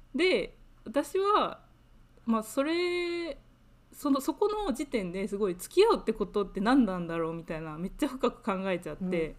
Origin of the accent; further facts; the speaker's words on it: Japan; moved away as an adult; now in United Kingdom; 私はもともと日本で生まれ育った